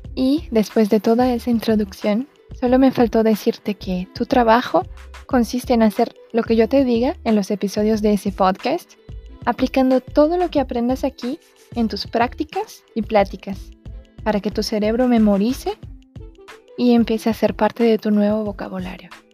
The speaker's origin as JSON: {"language": "Spanish", "country": "Brazil", "first_language": "Portuguese", "second_language": "Spanish", "said": "tengo 26 años y soy brasileña"}